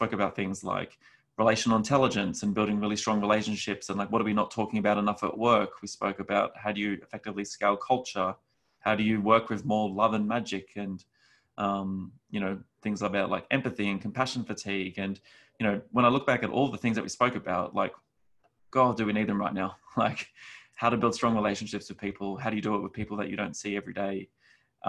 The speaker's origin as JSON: {"language": "English", "country": "Australia", "moved": "yes", "said": "my background is I'm from Australia originally"}